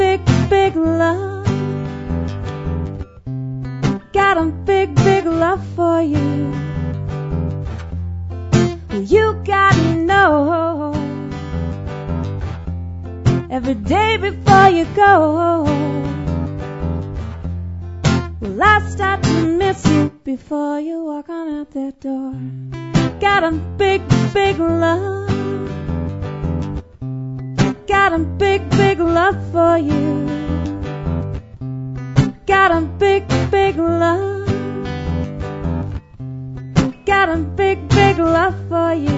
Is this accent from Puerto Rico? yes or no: no; Edson, Alberta, Canada; moved away; Edson, Alberta, where I was born